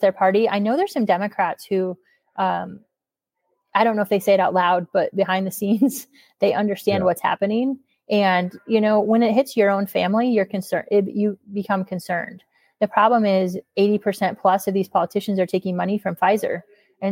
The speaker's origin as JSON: {"language": "English", "region": "Iowa", "country": "United States", "tie": "born or raised there", "moved": "yes", "lives_now": "St. Louis, United States", "said": "my hometown of Sheraton, Iowa"}